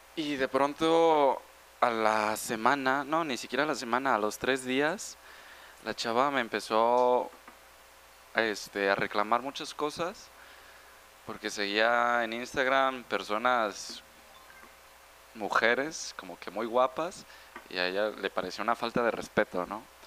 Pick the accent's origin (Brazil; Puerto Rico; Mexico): Mexico